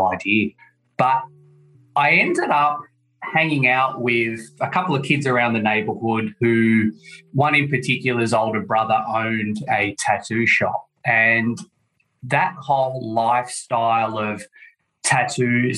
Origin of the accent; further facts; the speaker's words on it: Sydney, New South Wales, Australia; I'm from Sydney, Australia, as your listeners could probably tell by the accent.